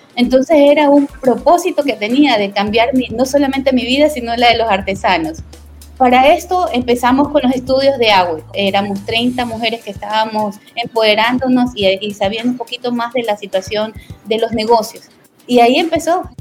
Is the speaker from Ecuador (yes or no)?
yes; Ecuador; como comerciante, como artesana y como ecuatoriana